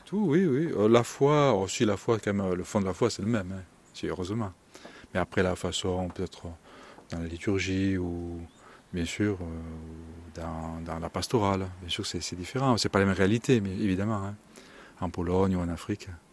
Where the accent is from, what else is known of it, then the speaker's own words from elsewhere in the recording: Drôme Provençale, Vaucluse, Provence-Alpes-Côte d'Azur, France; accent: Midi; now in Ardèche, France; mon accent me trahit un petit peu. Je suis un peu plus du Midi, je ne suis pas de l'Ardèche. Je suis à Drôme Provençal, Vaucluse.